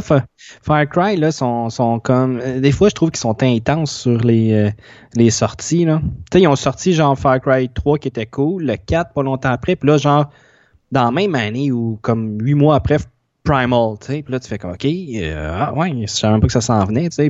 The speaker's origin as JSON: {"language": "French", "town": "Longueuil", "region": "Quebec", "country": "Canada", "tie": "born or raised there", "said": "le centre d'achat que j'allais quand j'étais petit à Longueuil"}